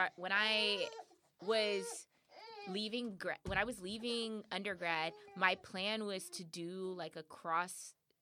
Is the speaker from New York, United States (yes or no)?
no; California, United States; I'm from California